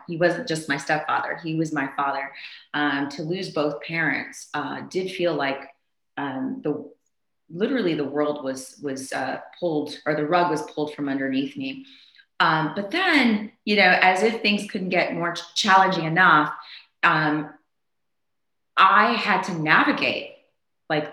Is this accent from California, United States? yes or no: no; Maryland, United States; also born or lived in Zambia; I was just a normal kid growing up in Maryland